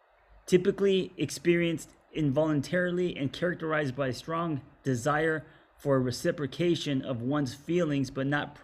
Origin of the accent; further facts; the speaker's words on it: Los Angeles, California, United States; me growing up in Los Angeles